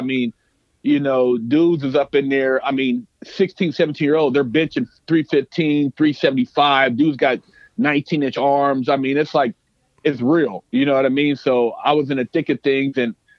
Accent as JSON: {"language": "English", "town": "Sacramento", "region": "California", "country": "United States", "tie": "born or raised there", "said": "I grew up in Sac, but I moved when I was little."}